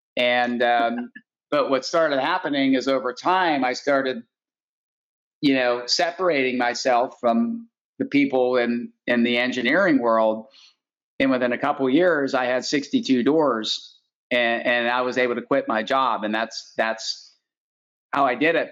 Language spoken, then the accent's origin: English; Pittsburgh, Pennsylvania, United States; I grew up in Pittsburgh